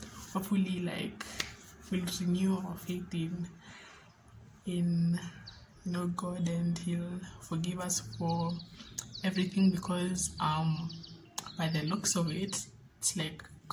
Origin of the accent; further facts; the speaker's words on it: Mombasa, Mombasa County, Kenya; moved away as an adult; now in Nairobi, Kenya; I am from Mombasa, Kenya, born and bred